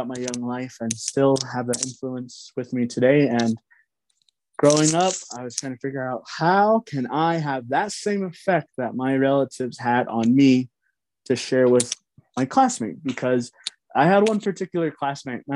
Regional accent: Red Mesa, Utah, United States; where I'm from the Navajo Reservation. I reside in Red Mesa, Utah

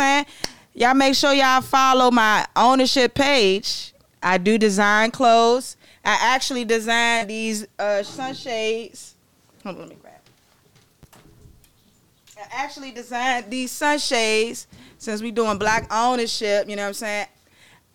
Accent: Maryland, United States; I'm from Maryland

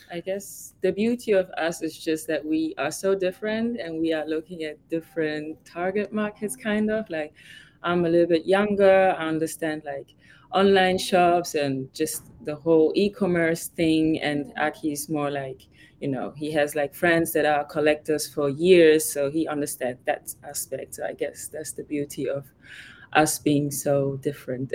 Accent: Germany; moved away as an adult; also born or lived in Ghana; now in Miami, United States; I was born and raised in Germany, but I'm originally from Ghana

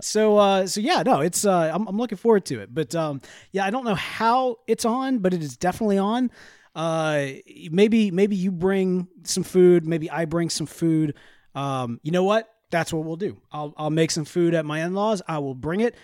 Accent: the South, United States; We're from the South

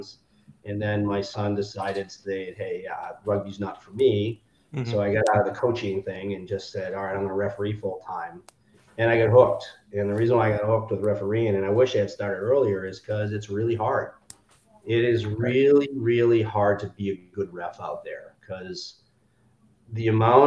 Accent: Boston, Massachusetts, United States; also born or lived in Bend, Oregon; I'm from Boston, from the Boston area. So I was born and raised in the Boston area

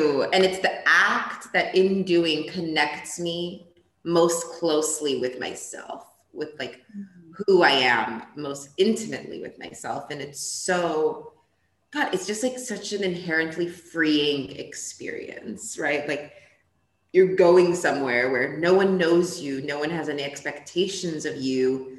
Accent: Ethiopia; also born or lived in Portugal / New York, United States; because I was born in Portugal. I grew up in Ethiopia, a little bit in Portugal. Then I went to New York.

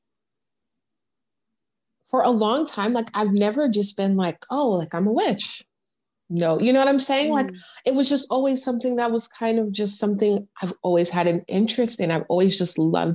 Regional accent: United States; also born or lived in Seattle, Washington, United States / California, United States; now in Houston, United States; I'm in Houston now. I was born in Seattle. I grew up between there and California

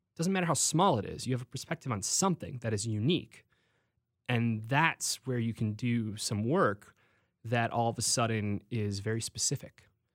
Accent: Homer Glen, Illinois, United States; moved away as an adult; also born or lived in Iowa / Orange County; now in Los Angeles, United States; I grew up in Homer Glen

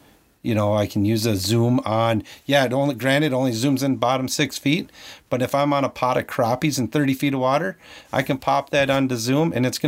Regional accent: Iron Range, Minnesota, United States; I grew up on the Iron Range later on after moving away from Minnetonka. Grew up on the Iron Range

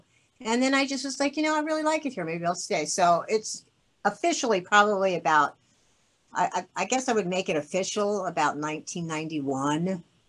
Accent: Kittery, Maine, United States; born there; And I was born in Kittery, Maine, so I'm a New Englander by birth, so...

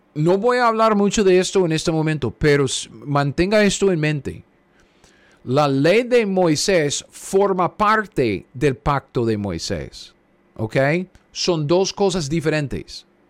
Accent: Costa Rica; now in United States; los llamamos ahí en, Costa Rica

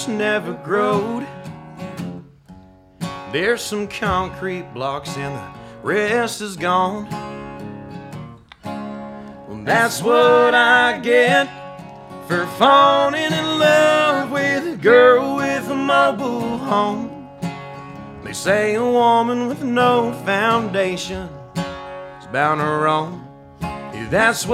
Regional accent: Polk City, Florida, United States; also born or lived in Norway; the trailer park I grew up in Polk City, Florida

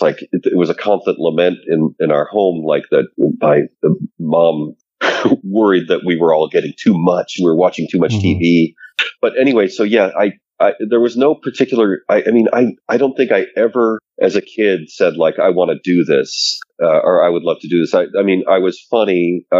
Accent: suburbs of Detroit, Michigan, United States; I grew up in the Midwest, suburbs of Detroit.

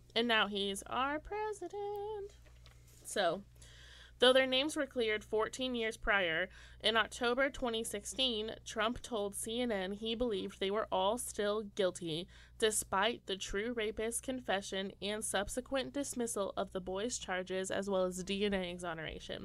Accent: Indiana, United States; moved away; I'm from Indiana. Didn't know anyone of color.

